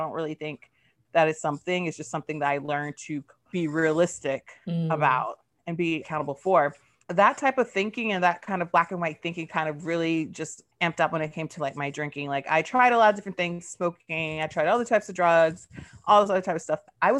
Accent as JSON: {"language": "English", "region": "Georgia", "country": "United States", "tie": "born there", "also_born_or_lived": "Germany", "said": "I'm a military brat. I'm queer. I was born in Georgia, so I'm like a Southern peach, a Southern baby, but grew up all over."}